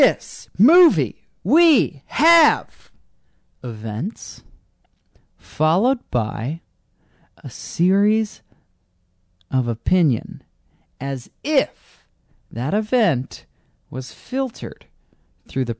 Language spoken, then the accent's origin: English; United States; it is my country. And I am American